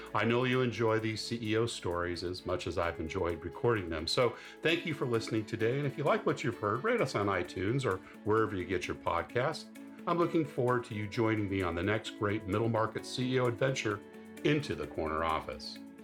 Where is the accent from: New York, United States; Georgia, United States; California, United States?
California, United States; San Diego; moved away; my hometown